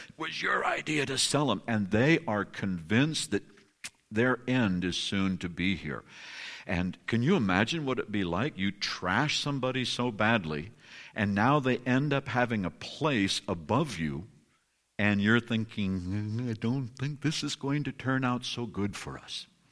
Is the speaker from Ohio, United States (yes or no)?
no; California, United States; I'm from California